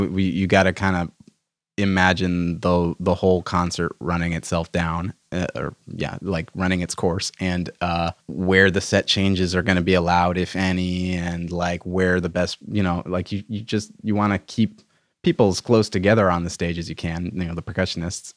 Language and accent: English; Milton, Massachusetts, United States; I'm from Boston, or a suburb of Boston